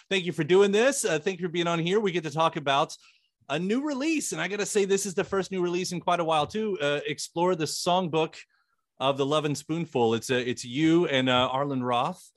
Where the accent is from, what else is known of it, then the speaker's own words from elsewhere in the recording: Louisville, Kentucky, United States; "Where are you from?" And I said, "Louisville,"